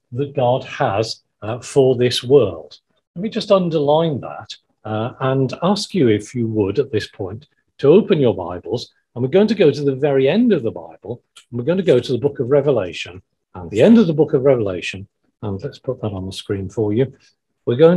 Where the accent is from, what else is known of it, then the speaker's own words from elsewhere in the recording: Wales, United Kingdom; when I grew up in Wales